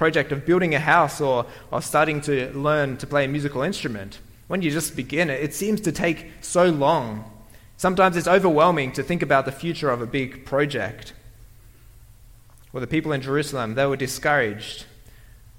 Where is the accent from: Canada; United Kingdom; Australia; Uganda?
Australia; moved away; I come from Australia